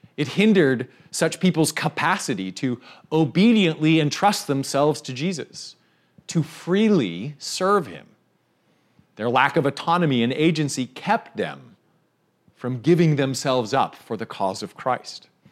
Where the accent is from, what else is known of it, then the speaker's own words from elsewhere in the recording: Canada; I'm Canadian